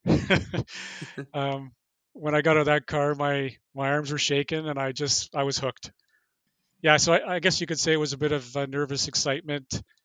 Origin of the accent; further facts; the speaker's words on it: Thunder Bay, Ontario, Canada; I'm originally from Thunder Bay.